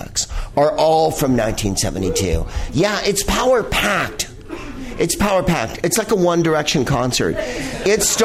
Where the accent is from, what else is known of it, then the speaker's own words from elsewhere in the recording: San Francisco, California, United States; San Francisco is the backdrop for this picture. And... One, it's my hometown